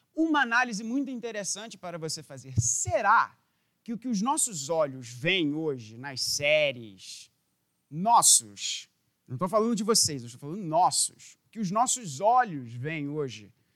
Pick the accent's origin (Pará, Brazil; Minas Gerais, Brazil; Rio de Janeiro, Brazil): Rio de Janeiro, Brazil; como carioca